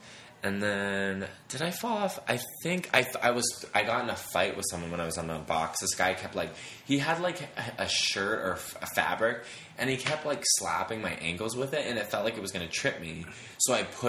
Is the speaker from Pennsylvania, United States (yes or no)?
no; Massachusetts, United States; moved away as an adult; now in Los Angeles, United States; I'm from Massachusetts